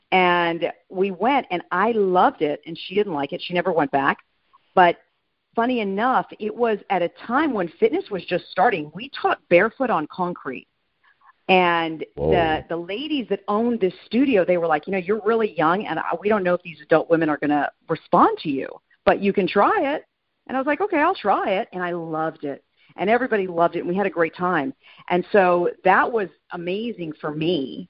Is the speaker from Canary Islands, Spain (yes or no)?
no; Madrid, Community of Madrid, Spain; also born or lived in California, United States; No, I'm actually a military brat. So I was born in California, raised in Madrid, and then lived all over the United States.